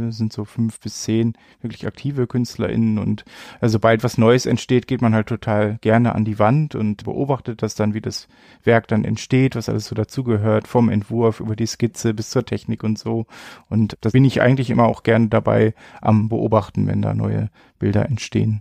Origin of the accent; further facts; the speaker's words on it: Bielefeld, North Rhine-Westphalia, Germany; moved away as an adult; now in Paderborn, Germany; Geboren bin ich tatsächlich in Bielefeld, bin dann so vor knapp 15 Jahren, glaube ich, fürs Studium nach Paderborn gezogen